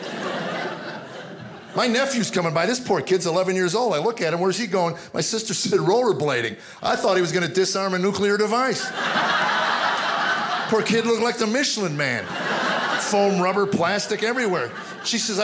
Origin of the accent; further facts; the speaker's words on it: United States; growing up in America